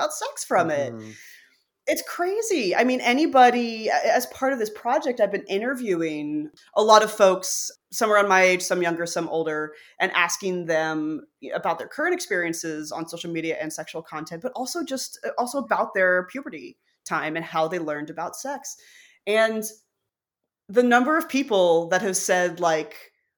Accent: Arkansas, United States; I grew up in Arkansas.

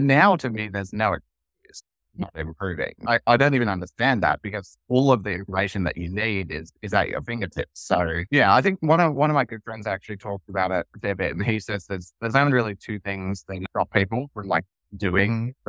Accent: Australia; maybe it's partly being Australian or, you know, or whatever

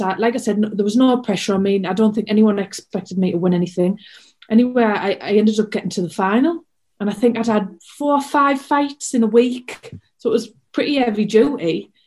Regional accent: Hartlepool, North East England, United Kingdom; my hometown

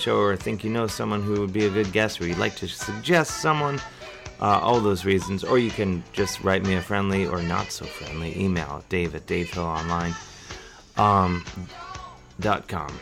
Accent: Cleveland, Ohio, United States; when I was a kid growing up on the mean streets of suburban Cleveland, Ohio

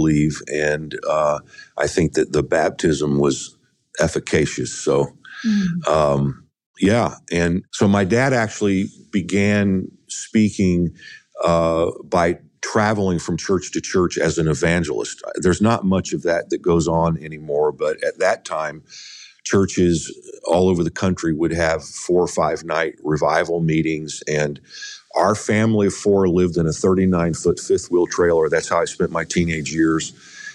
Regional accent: Indianapolis, Indiana, United States; I was raised in Indianapolis, Indiana.

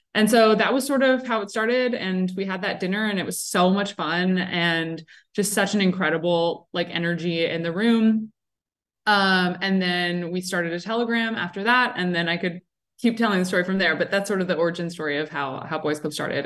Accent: South Florida, United States; also born or lived in Williamsburg, Brooklyn, New York; now in New York, United States; I'm originally from South Florida

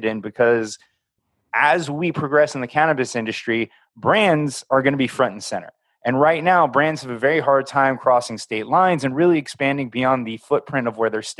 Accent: East Coast, United States; moved away; I was raised on the East Coast

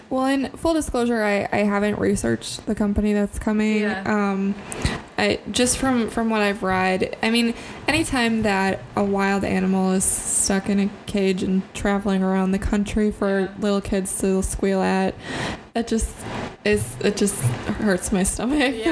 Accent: Central Wisconsin, United States; we're from Central Wisconsin. Hunting is like a uh, popular sport here.

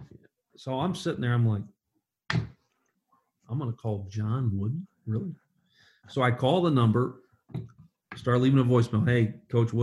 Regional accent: Kingsport, Tennessee, United States; I was a no one from Kingsport, Tennessee, is where I grew up

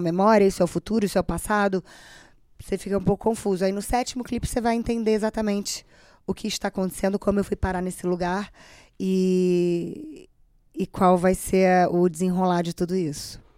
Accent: Brazil; eu sou brasileira, moro no Brasil

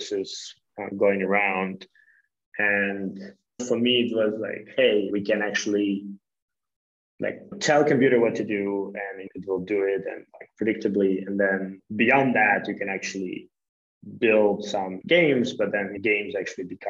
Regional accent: Kharkiv, Kharkiv Oblast, Ukraine; I'm from Ukraine, from the city Kharkiv

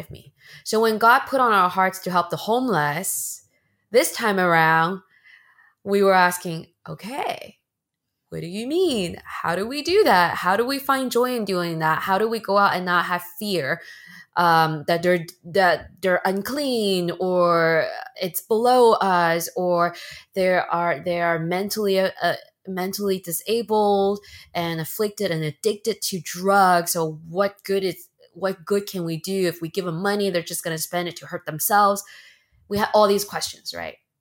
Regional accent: Bay Area, Northern California, United States; moved away as an adult; also born or lived in China; now in Los Angeles, United States; After I immigrated from China to the States, I lived in the Bay Area in Northern California for a long time. That's where I, I then grew up and went to school

